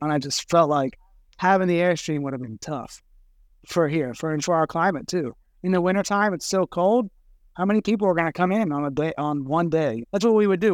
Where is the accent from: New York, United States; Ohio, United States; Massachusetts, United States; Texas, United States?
Ohio, United States; Cincinnati; moved away as an adult; also born or lived in San Francisco; now in Cincinnati, United States; We're from Cincinnati originally, my brother and I, and we grew up in the restaurant business